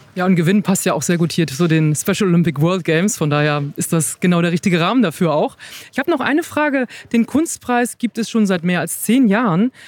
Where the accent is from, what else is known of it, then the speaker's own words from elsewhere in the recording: Hamburg, Germany; als Hamburgerin